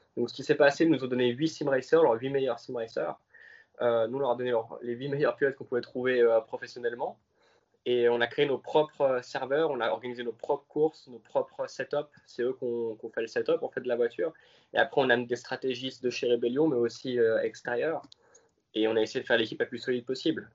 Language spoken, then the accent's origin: French; Switzerland; je suis suisse.